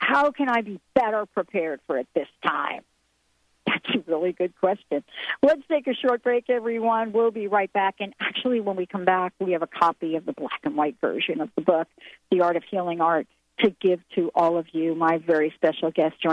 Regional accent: New York City, New York, United States; moved away; I grew up in New York City

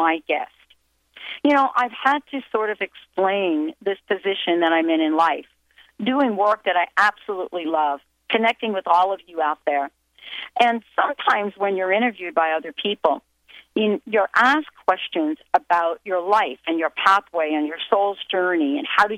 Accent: western New Jersey, United States; I grew up in New Jersey, but I lived in the western part of New Jersey, which was very, very close to New Hope

